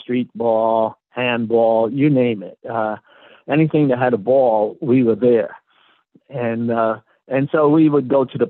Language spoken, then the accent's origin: English; Brooklyn, New York, United States; Well, Brooklyn has a rich history of people growing up there, you know. When I was growing up, baseball was the main thing, and I was a big Dodger fan.